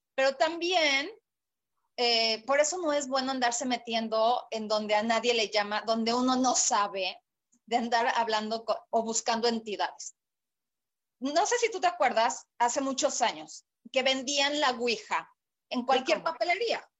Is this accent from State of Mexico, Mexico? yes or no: yes; State of Mexico, Mexico; moved away as an adult; now in Puerto Vallarta, Mexico; yo nací en la Ciudad de México, eh, en el DF realmente, ahora Ciudad de México. Sí. Eh, después viví en el Estado de México durante pues 27 años de mi vida